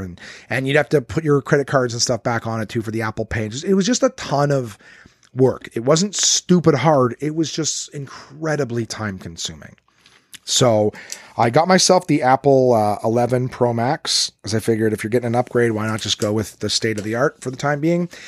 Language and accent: English; Ottawa, Ontario, Canada; Absolute Comedy in Ottawa, my hometown, my home club